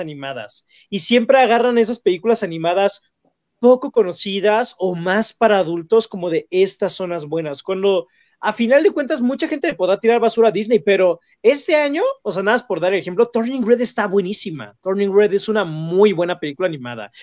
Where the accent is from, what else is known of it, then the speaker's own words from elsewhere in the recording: Mexico; como mexicano